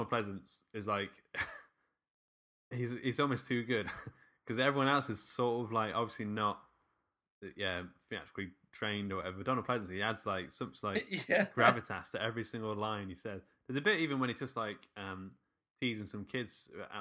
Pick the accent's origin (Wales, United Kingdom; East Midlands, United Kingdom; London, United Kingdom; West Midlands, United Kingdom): East Midlands, United Kingdom; near Worksop / Mansfield; near to my hometown